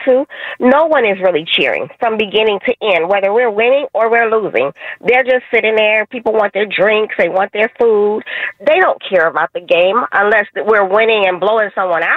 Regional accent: San Francisco, California, United States; I was born and raised in San Francisco all my life

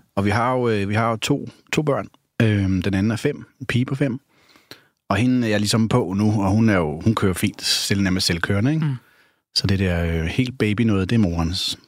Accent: North Zealand, Capital Region of Denmark, Denmark; Jeg voksede op i Esbjerg, Nordsjælland, på sådan en klassisk rækkehusvej.

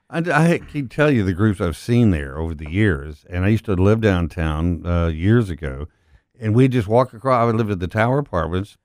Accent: Odessa, Texas, United States; now in Memphis, United States; I grew up in Odessa where nothing grew.

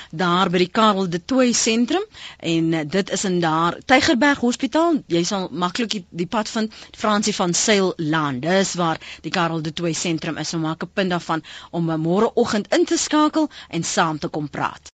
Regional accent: South Africa; ons is Afrikaners

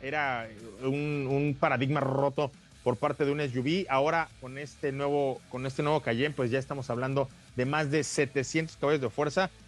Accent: Cuernavaca, Morelos, Mexico; para quienes somos de Cuernavaca

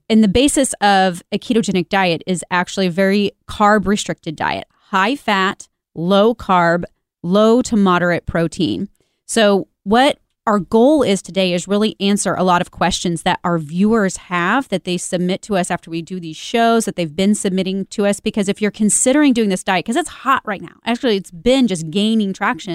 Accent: Kansas City, United States; Kansas City is my hometown

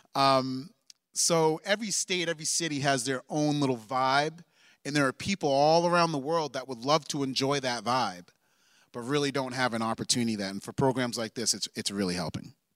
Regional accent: Maine, United States; moved away; I am also from Maine. Shout out to the two oh seven

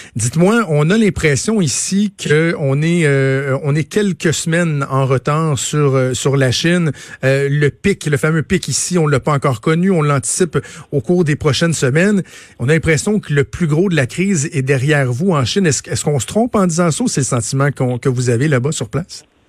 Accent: Quebec, Canada; chez nous au Québec

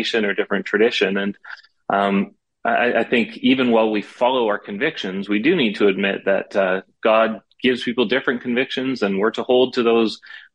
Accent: Toronto, Ontario, Canada; came back to Toronto after some time as committed Presbyterian. So I was raised in the Presbyterian churches

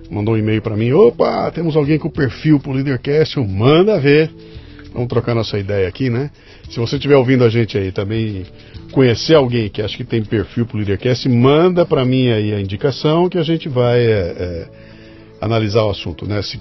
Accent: São Paulo, Brazil; Eu nasci em São Paulo mesmo. Tá. Eu sou daqui de São Paulo.

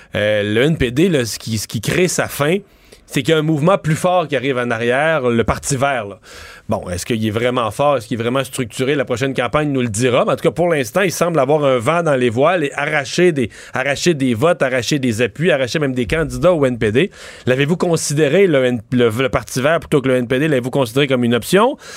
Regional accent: eastern Quebec, Canada; mon coin de pays, dans l'est du Québec

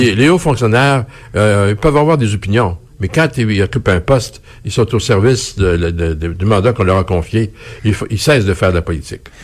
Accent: Quebec, Canada; quand on voyage, on dit qu'on est Québécois

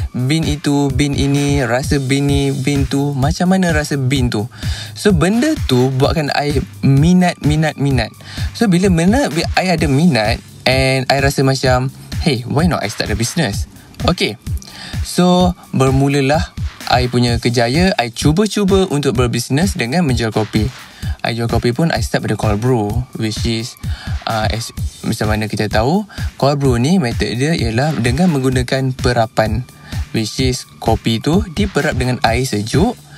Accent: Puchong, Selangor, Malaysia; saya berasal daripada Puchong

